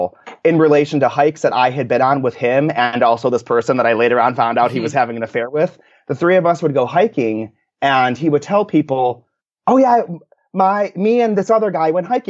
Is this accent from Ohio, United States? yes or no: yes; Cleveland, Ohio, United States; moved away as an adult; also born or lived in Chicago / Oakland, California; I grew up in the Cleveland area and then went and then lived in Chicago